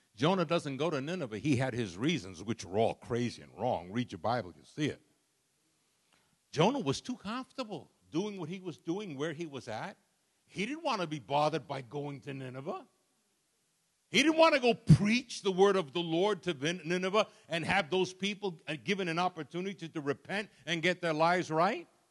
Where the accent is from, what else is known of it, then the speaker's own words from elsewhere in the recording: New York City, New York, United States; I was raised in Brooklyn, New York